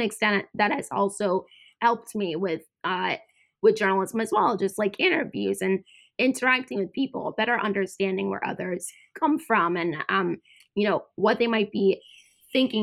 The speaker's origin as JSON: {"language": "English", "country": "United States", "tie": "born or raised there", "also_born_or_lived": "Georgia, United States / Boston, Massachusetts / North Carolina", "said": "I grew up, I was born in Georgia, and then I grew up in Boston and North Carolina."}